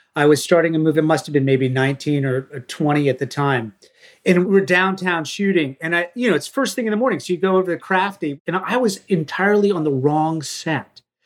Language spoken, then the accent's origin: English; Maine, United States; growing up in Maine